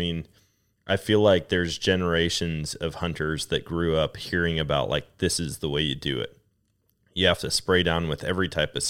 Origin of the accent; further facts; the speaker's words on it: Wisconsin, United States; that's completely opposite of what I grew up experiencing in Wisconsin.